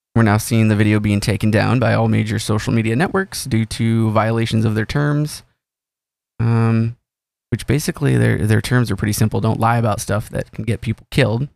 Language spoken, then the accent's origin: English; United States; as an American